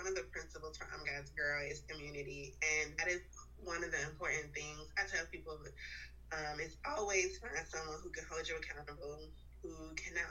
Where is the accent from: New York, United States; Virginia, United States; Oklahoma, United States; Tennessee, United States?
Virginia, United States; Richmond; now in Raleigh, United States; I'm from Richmond, Virginia, and I currently live in Raleigh, North Carolina.